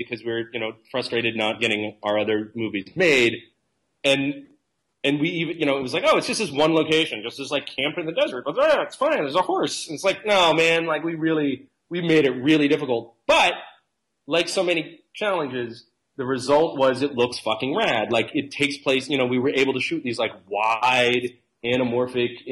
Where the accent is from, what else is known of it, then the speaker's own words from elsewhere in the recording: East Coast of the United States, United States; moved away as an adult; now in California, United States; from the East Coast of the United States.